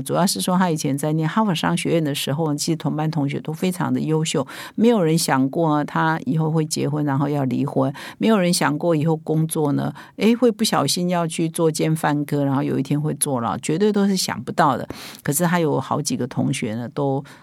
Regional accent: Taiwan; 我们台湾人

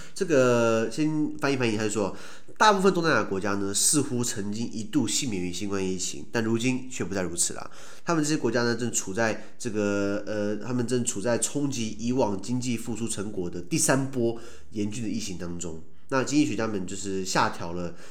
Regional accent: Taiwan; 我们台湾人

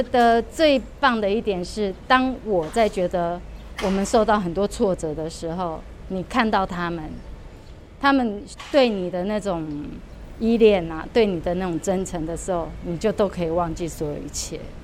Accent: Taiwan; 我们在台湾，其实也有一些比较老观念，说黑狗就是比较不吉利

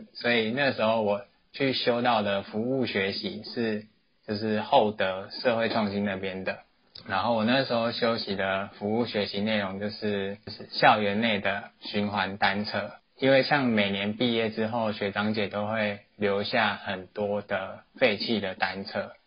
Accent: New Taipei, Taiwan; 我是新北人

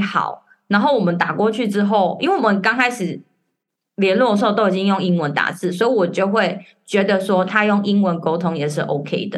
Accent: Taiwan; moved away as an adult; now in Hong Kong; 我是台湾人，然后先生是外国人

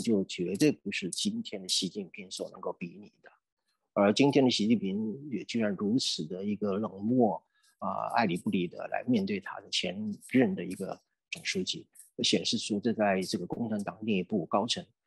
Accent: Taiwan; 我们台湾人

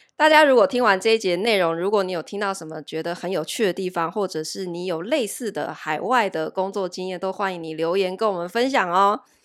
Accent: Taiwan; 我们台湾人

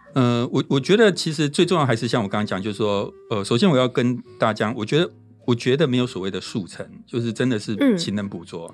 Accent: Taiwan; 我们台湾人发音乐不会有，比较少那种鼻音

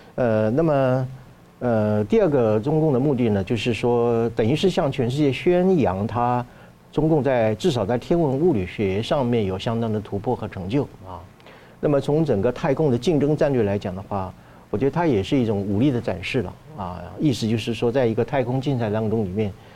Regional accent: Taiwan; 我们台湾人有一句俗话嘛

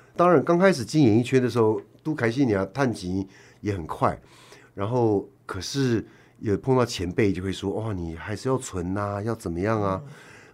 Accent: Taiwan; 我们台湾人要进香港

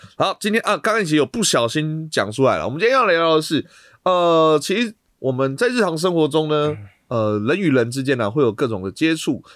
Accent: Taiwan; 在我们台湾这边啊

